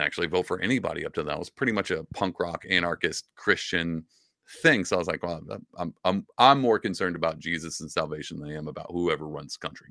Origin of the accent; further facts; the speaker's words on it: Southeast Texas, United States; I grew up in Southeast Texas